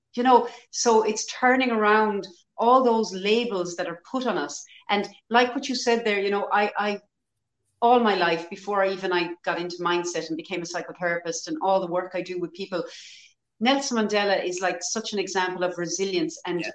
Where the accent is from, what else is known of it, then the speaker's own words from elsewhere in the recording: Ireland; historically as Irish people, we were always very poor.